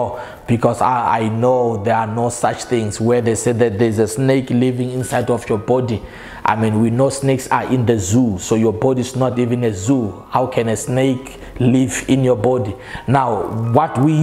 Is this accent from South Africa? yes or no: yes; South Africa; I come from South Africa